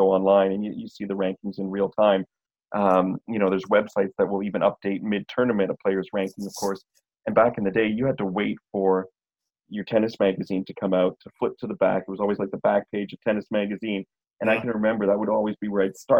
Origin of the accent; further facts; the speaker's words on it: Montreal, Quebec, Canada; now in Toronto, Canada; the corner stores where I was growing up in Montreal at the Dépanneur